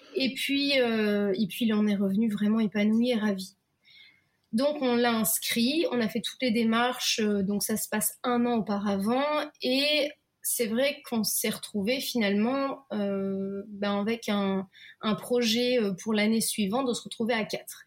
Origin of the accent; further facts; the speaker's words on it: Lille, Hauts-de-France, France; moved away as an adult; also born or lived in Belgium / United States; now in Japan; moi, je suis lilloise, donc je suis du nord de la France